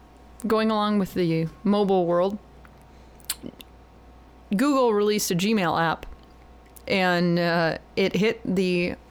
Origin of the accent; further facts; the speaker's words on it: Iowa, United States; I'm from Iowa. We don't talk like that.